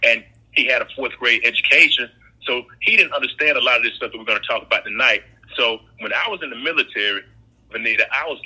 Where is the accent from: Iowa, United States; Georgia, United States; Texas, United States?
Georgia, United States; Perry; I was born, I'm a Southerner, country boy. I was born in Perry, Georgia